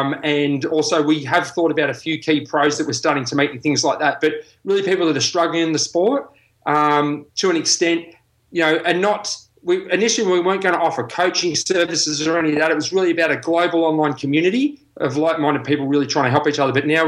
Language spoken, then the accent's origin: English; Australia; I'm not a Pom, I'm an Aussie.